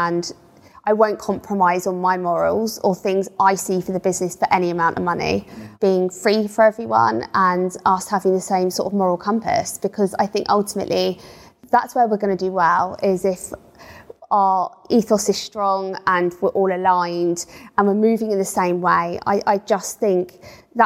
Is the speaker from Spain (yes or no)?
no; United Kingdom; we're white British